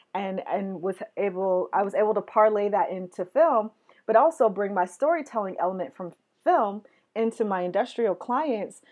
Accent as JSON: {"language": "English", "region": "West Coast", "country": "United States", "said": "I'm from the West Coast"}